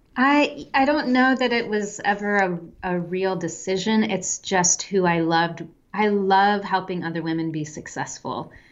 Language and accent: English; a Midwestern town, United States; moved away as an adult; also born or lived in France / Pakistan / Germany / Czech Republic; I'm from the United States. I live, or I'm from a Midwestern town, and we had a very small but growing international population when I was young in where I lived